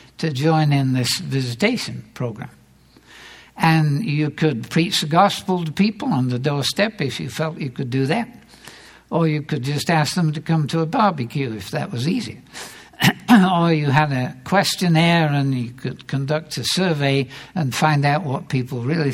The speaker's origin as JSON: {"language": "English", "region": "England", "country": "United Kingdom", "tie": "born or raised there", "moved": "yes", "lives_now": "United States", "said": "I grew up in England, where the church is somewhat more traditional"}